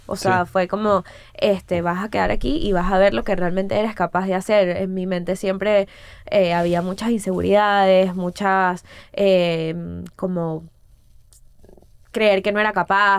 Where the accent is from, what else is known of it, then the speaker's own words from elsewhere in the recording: Caracas, Capital District, Venezuela; moved away as an adult; also born or lived in Florida, United States; Yo soy de Prado de María, o sea, de una zona eh, del oeste de Caracas.